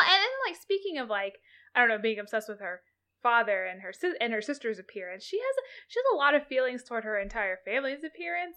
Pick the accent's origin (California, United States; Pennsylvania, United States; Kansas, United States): Kansas, United States; I grew up in Kansas. I did my entire public education in the state of Kansas.